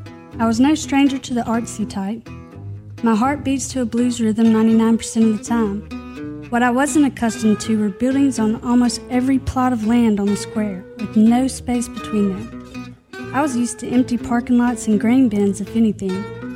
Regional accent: Clarksdale, Mississippi, United States; now in Oxford, United States; In reality, there's no more acreage in Oxford than there is in my hometown of Clarksdale.

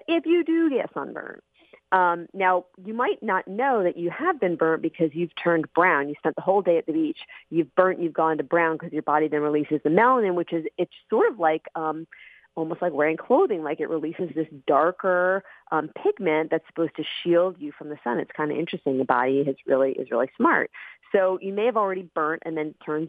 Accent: Arizona, United States; I grew up in Arizona

